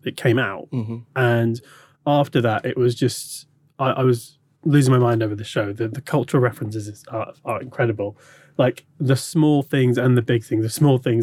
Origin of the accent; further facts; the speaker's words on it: London, United Kingdom; born and raised in London and always lived there.